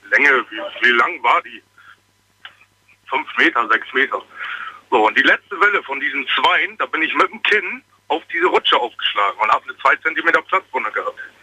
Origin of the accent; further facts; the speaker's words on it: Bremen, Germany; Ich komme eigentlich aus Bremen aber ich bin gerade unterwegs Richtung Trier